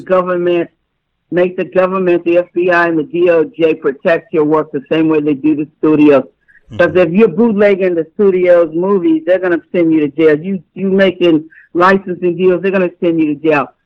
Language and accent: English; New York City, New York, United States; I'm from New York City.